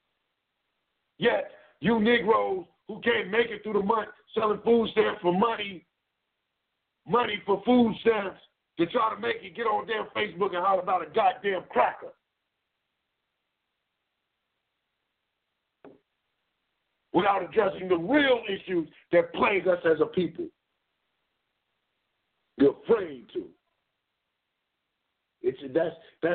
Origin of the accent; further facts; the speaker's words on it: Cleveland, Ohio, United States; I come from Cleveland, we're right here in the so-called land of plenty